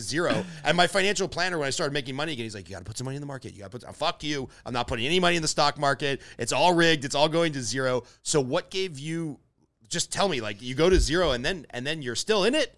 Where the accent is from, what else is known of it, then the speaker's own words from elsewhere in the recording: Glendale, California, United States; I grew up in Glendale, California